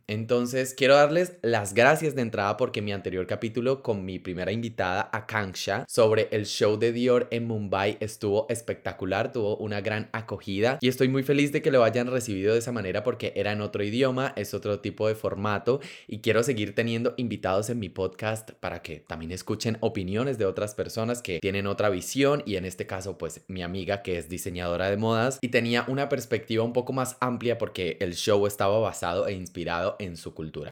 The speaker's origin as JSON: {"language": "Spanish", "country": "Colombia", "tie": "born or raised there", "said": "yo crecí en Colombia, un país supremamente católico"}